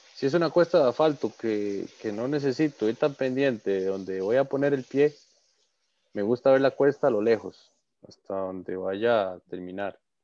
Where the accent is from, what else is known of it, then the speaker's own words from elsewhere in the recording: his town near the Barva volcano, Heredia, Costa Rica; aquí en mi pueblo